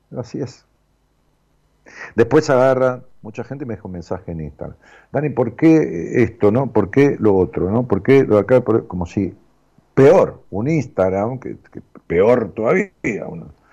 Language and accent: Spanish; Florencio Varela, Buenos Aires Province, Argentina; Florencio Varela. Zona